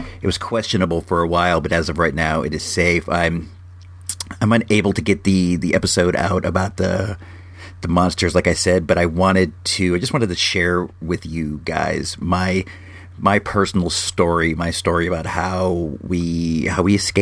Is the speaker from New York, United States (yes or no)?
no; Santa Rosa, California, United States; my hometown of Santa Rosa, California